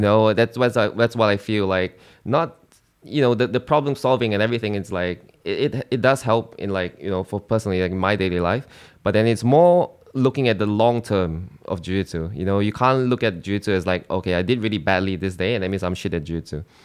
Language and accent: English; Singapore; moved away as an adult; now in Australia; I'm from Singapore.